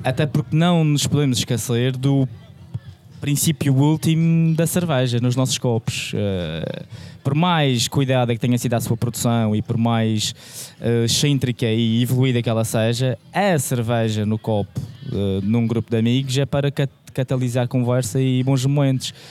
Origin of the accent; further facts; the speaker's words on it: Madeira, Portugal; moved away; eu sou madeirense e quando vou à Madeira